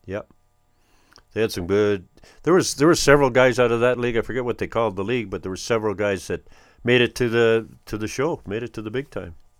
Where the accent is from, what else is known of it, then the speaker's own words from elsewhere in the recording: North Battleford, Saskatchewan, Canada; also born or lived in Rabbit Lake, Saskatchewan; Born in Rabbit Lake, Saskatchewan, if you want to believe that. But, uh, yeah, I grew up in North Battleford